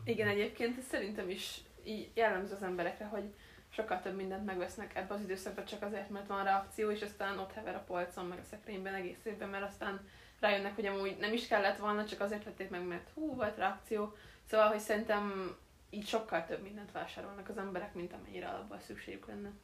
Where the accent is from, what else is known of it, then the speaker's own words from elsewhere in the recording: Hungary; én vidéki vagyok, és nálunk nincs olyan óriási nagy bevásárlóközpont